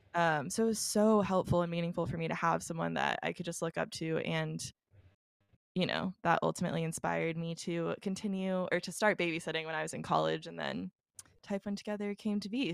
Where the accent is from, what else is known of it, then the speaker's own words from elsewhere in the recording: Dallas, Texas, United States; moved away; I'm originally from Dallas